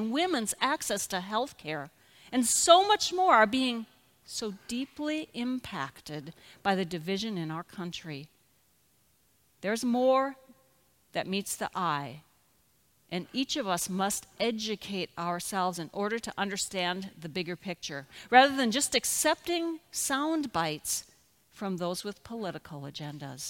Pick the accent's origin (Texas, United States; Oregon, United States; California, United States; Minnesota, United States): Minnesota, United States; now in Nixa, Missouri, United States; my home state